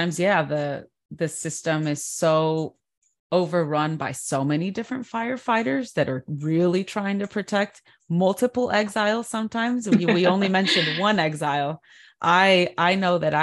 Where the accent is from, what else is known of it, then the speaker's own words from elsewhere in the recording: California, United States; I'm from California, so the beach is a huge part of my life